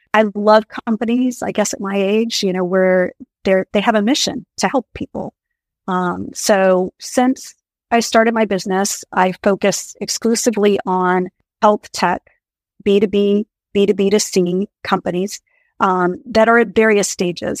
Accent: Maine, United States; moved away as an adult; also born or lived in Colorado / California; I grew up in Maine, in a small town in rural Maine, went to college in Colorado

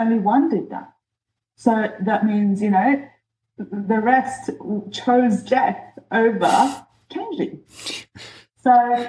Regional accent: New Zealand; also born or lived in Egypt; I grew up, I was born in Egypt, and then we moved when I was 10 to New Zealand. So that's the first biggest change of my life. And then from then, I moved about 4 schools in New Zealand.

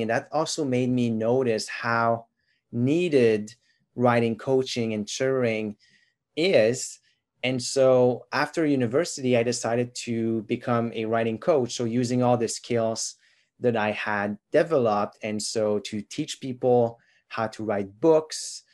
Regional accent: Quebec, Canada; first language French; English is a second language; now in Ontario, Canada; I'm from Quebec originally. And so my mother tongue is actually French.

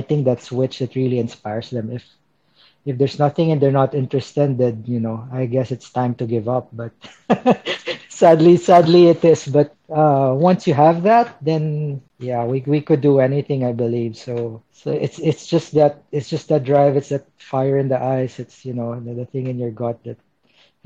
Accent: Philippines; moved away as an adult; also born or lived in Myanmar / Manila / Thailand; I'm originally from the Philippines

